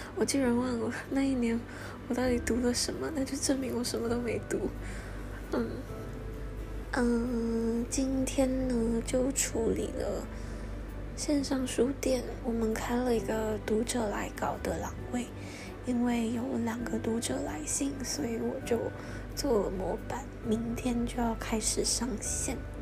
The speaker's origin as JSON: {"language": "Chinese", "country": "Malaysia", "tie": "born or raised there", "said": "他们都来马来西亚玩，到我的家乡来"}